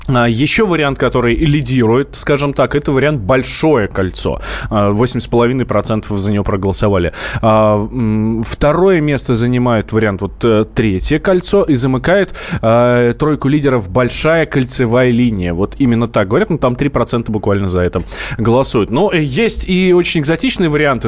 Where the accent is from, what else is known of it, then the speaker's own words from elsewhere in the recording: Moscow, Russia; мы как москвичи